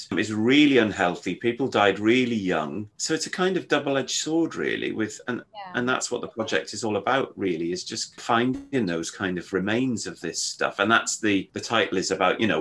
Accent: Yorkshire and the Humber, United Kingdom; moved away; I grew up in North Yorkshire, so, and my grandfather was a mining engineer

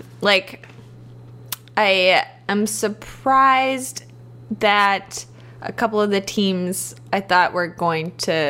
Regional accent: Canada; We're Canadian

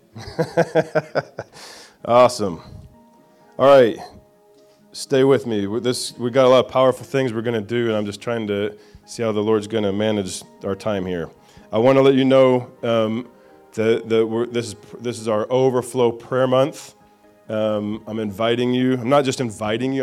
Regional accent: Indiana, United States; I'm a hillbilly from Indiana

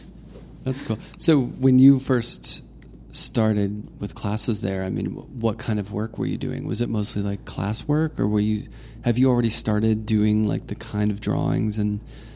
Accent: Pittsburgh, Pennsylvania, United States; I grew up in Pennsylvania and, you know, in Pittsburgh, and went to school at Penn State

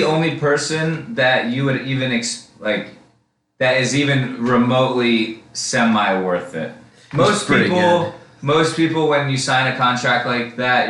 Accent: Philadelphia, Pennsylvania, United States; I'm from Philadelphia.

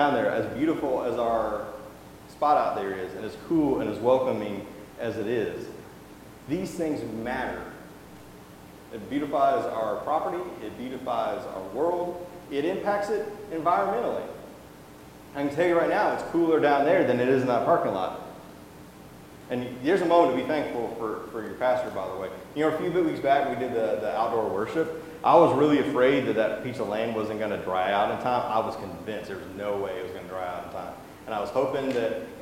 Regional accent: Alabama, United States; now in Mississippi, United States; I'm from Alabama, and I live in Mississippi now

